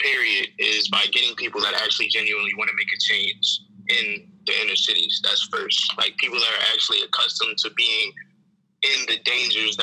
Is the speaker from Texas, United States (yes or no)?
no; Wilmington, Delaware, United States; I'm from Wilmington, Delaware, born and raised here, lived here my whole life on the same street